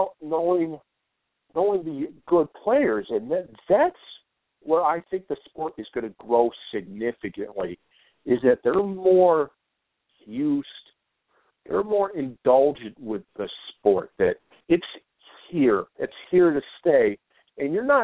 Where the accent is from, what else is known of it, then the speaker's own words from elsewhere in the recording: United States; as an American